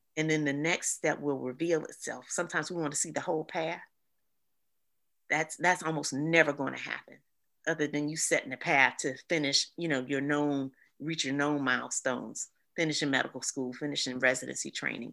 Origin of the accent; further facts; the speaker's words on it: East Point, Georgia, United States; I'm from East Point, Georgia